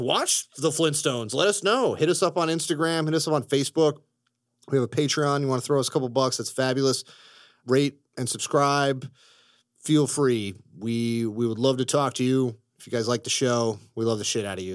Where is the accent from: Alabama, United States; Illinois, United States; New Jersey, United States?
Illinois, United States; Chicago; growing up in Chicago